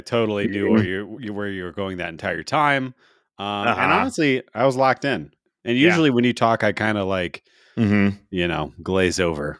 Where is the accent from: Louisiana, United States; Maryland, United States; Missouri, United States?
Missouri, United States; St. Louis; growing up in St. Louis, Ozzie Smith, getting to the game slightly early to see him warm up.